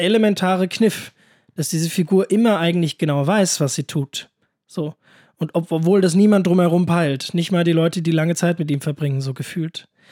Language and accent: German; near Königstein, Frankfurt area, Hesse, Germany; sehr in der Nähe von, also wirklich sehr, sehr in der Nähe, wo ich herkomme, ist so 10 Minuten Fahrt.